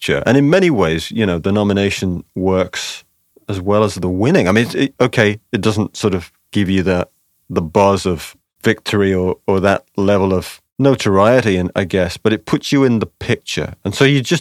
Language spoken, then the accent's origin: English; United Kingdom; I'm British